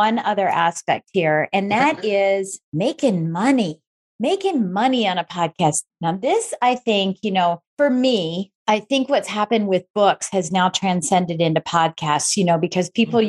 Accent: Michigan, United States; we're both from Michigan

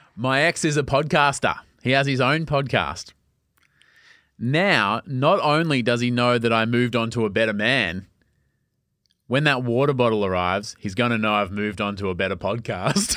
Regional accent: Melbourne, Victoria, Australia; I grew up in Lark, suburban Melbourne.

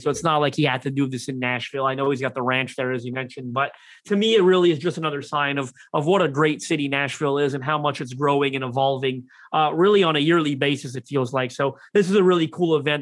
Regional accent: Toronto, Ontario, Canada; I'm from Toronto, Canada.

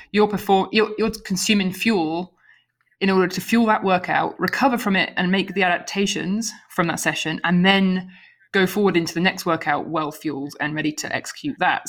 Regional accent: United Kingdom; now in United States; living in America but being a Brit.

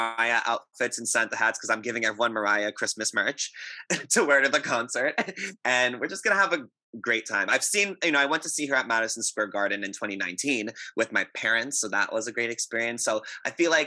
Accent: Montreal, Quebec, Canada; now in Toronto, Canada; I'm born and raised in Montreal, and I currently live in Toronto

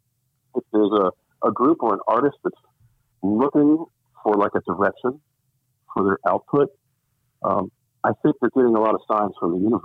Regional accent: Richmond, Virginia, United States; moved away; I grew up in Richmond, Virginia

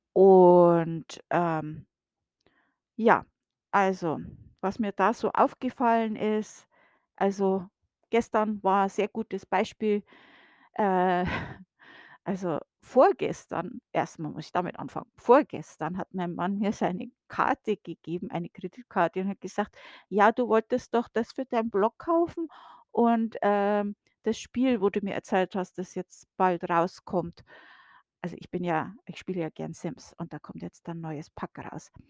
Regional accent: Bavaria, Germany; moved away as an adult; now in United States; bei uns in Bayern

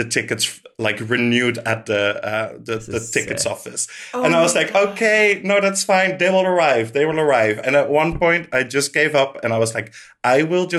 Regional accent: Netherlands; I grew up in the Netherlands

